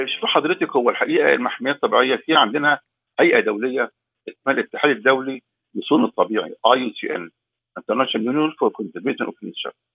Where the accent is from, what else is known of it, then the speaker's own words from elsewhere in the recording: Egypt; عندنا في مصر